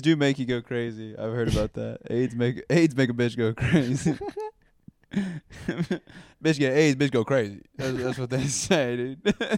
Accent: Texas, United States; moved away as an adult; now in Austin, United States; my hometown is about an hour fifteen from here, and it's about an oh. hour and a half from Houston

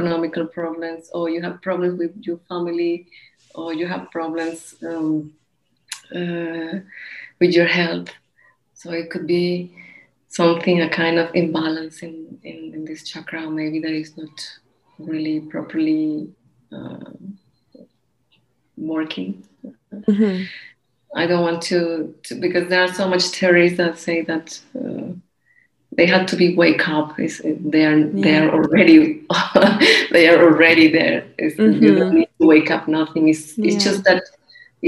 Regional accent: Colombia; now in Barcelona, Spain; We are from Colombia

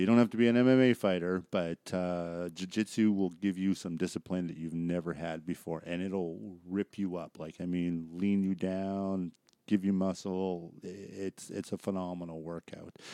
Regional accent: Surrey, British Columbia, Canada; growing up in Surreal, my high school friends and that are there

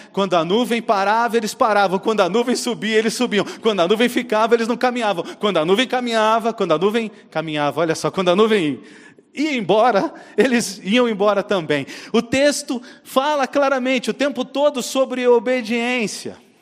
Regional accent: Brazil; Eu sou caiçara

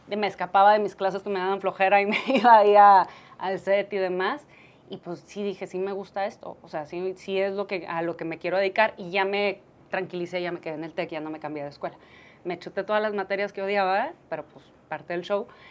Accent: Chihuahua, Mexico; also born or lived in Monterrey; now in Mexico City, Mexico; Yo soy de Chihuahua. Entonces, como buena provinciana, desde chiquita siempre decía que quería hacer tele.

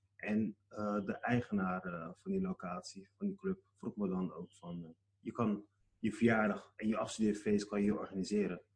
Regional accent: Rotterdam, South Holland, Netherlands; Ik ben zelf in Rotterdam geboren. En eh, hier ben ik geboren en getogen.

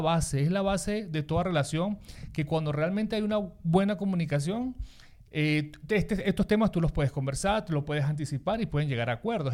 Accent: Lara, Venezuela; also born or lived in Maracaibo; now in Spain; yo soy de Lara

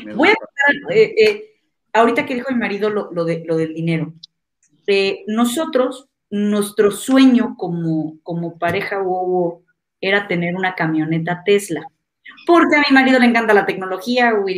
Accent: Toluca, State of Mexico, Mexico; moved away as an adult; also born or lived in Campeche / Michoacán; now in Mexico City, Mexico; Yo nací en Toluca, en el Estado de México

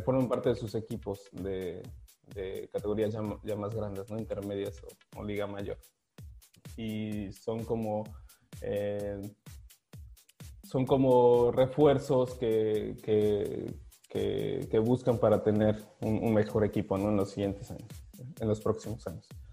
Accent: Guadalajara, Jalisco, Mexico; moved away as an adult; also born or lived in Monterrey, Mexico; now in Prague, Czech Republic; empecé a jugar a los ocho años eh, eh, en Guadalajara, en Carneas de Guadalajara

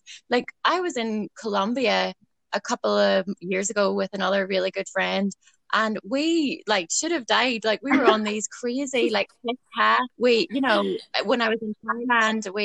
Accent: Ballycastle, Northern Ireland, United Kingdom; I'm from Ballycastle, where the girls are from.

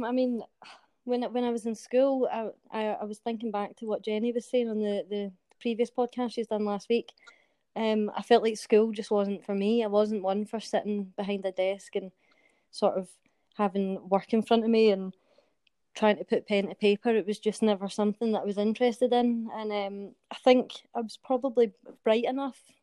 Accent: Glasgow, Scotland, United Kingdom; I'm from Glasgow, and I am currently serving in the British Army.

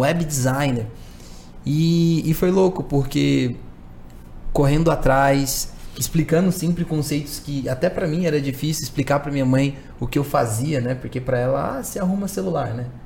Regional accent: São Paulo, Brazil; Eu sou um jovem de quebrada cresci na Zona Norte aqui de São Paulo

